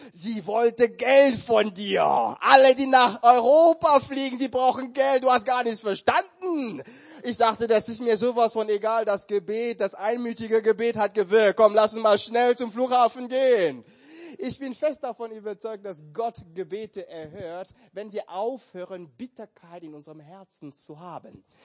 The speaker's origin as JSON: {"language": "German", "country": "Cameroon", "moved": "yes", "said": "Ich war schon seit Jahren nicht mehr in meinem Heimatland und ich kenne mein Land, aber auch nicht mehr so gut."}